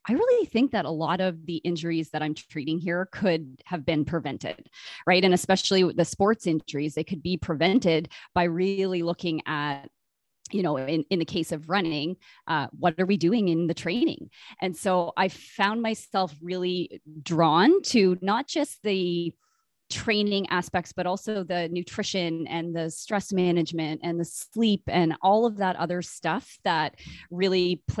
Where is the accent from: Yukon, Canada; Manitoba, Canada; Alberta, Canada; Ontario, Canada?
Ontario, Canada; Brockville; now in Winnipeg, Canada; I did not grow up here. I grew up in Brockville, Ontario, kind of between Toronto and Ottawa.